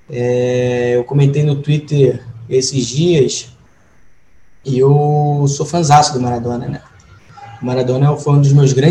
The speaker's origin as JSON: {"language": "Portuguese", "country": "Brazil", "said": "me entender como um latino-americano, mais do que brasileiro"}